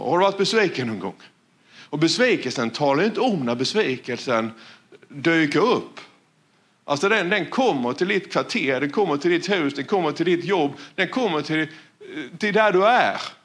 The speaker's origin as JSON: {"language": "Swedish", "country": "Sweden", "tie": "born or raised there", "said": "jag växte ju upp här. Ja, det vet ni om. Jag är ju från Valjeva"}